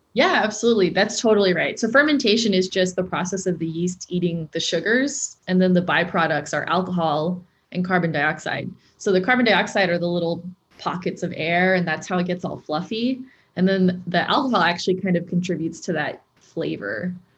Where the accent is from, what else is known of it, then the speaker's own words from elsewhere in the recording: Torrance or Carson, California, United States; I grew up in Torrance or Carson